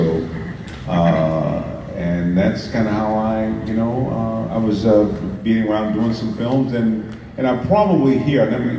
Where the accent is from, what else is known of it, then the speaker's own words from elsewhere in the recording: Benton Harbor, Michigan, United States; I'm from Benton Harbor, Michigan, which is right across the lake.